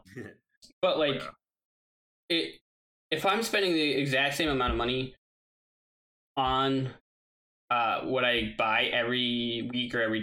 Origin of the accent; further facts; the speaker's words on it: Wisconsin, United States; I'm from Wisconsin